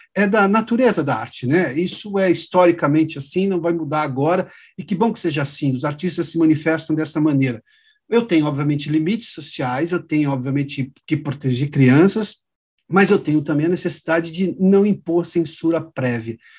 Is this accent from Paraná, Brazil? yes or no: no; interior of São Paulo, Brazil; Eu sou do interior de São Paulo